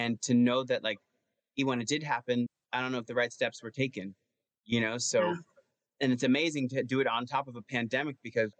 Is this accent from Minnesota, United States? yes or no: no; Cedar Grove, New Jersey, United States; I'm at home in my hometown of Cedar Grove